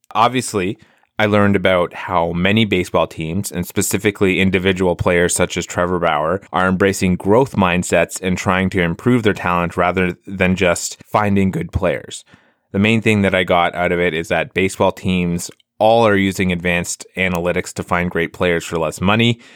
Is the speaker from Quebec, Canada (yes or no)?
no; Ottawa, Ontario, Canada; the Ottawa Champions here in, uh, in my hometown